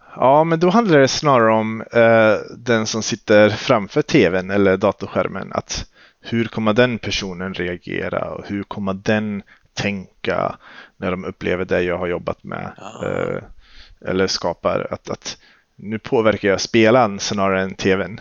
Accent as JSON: {"language": "Swedish", "town": "Skövde", "region": "Västra Götaland", "country": "Sweden", "tie": "born or raised there", "said": "Jag är född och uppvuxen i Skövde"}